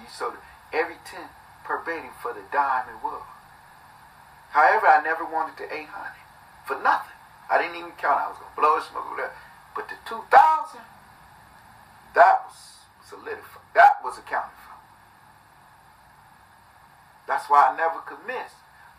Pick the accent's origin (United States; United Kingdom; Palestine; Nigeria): United States; Detroit, Michigan; I'm from Detroit, Flint, however you want to put it.